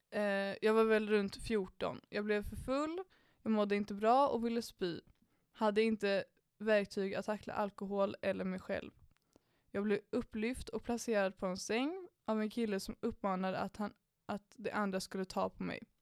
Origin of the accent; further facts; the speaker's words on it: Danderyd, Stockholm County, Sweden; Jag är uppväxt i Danderyd hängde mycket på Lidingö och Östermalm, runt mycket pengar, mycket arrogans och väldigt lite gränser.